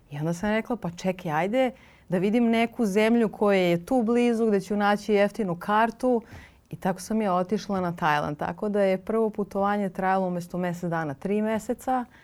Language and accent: Croatian; Serbia; moved away as an adult; also born or lived in Cyprus; kada mi kao Srbi nismo imali dozvolu da putujemo po Evropi